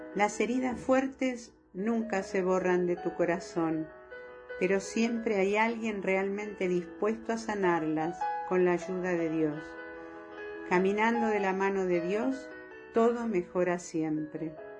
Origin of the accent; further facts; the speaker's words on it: Argentina; los dos somos argentinos